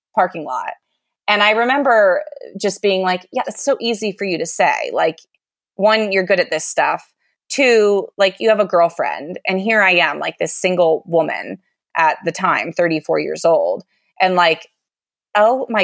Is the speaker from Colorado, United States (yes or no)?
yes; outside of Aspen, Colorado, United States; moved away; also born or lived in Louisville / Boise, Idaho / Sun Valley, Idaho; I grew up outside of Aspen